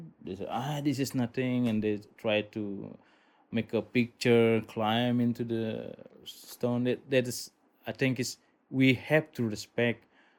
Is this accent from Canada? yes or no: no; Buduk, Bali, Indonesia; I'm from Buduk